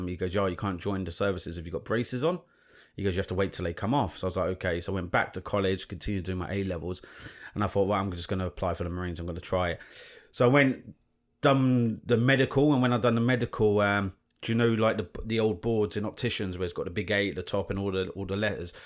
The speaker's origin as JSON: {"language": "English", "region": "London", "country": "United Kingdom", "tie": "born or raised there", "said": "I grew up in London, um, in central London, and moved to North London"}